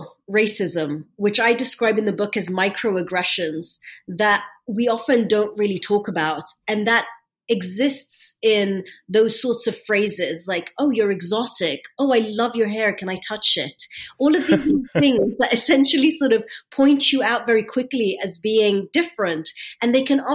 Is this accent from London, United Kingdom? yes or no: yes; London, United Kingdom; accent: British; also born or lived in Egypt; I was born in London. I have a British accent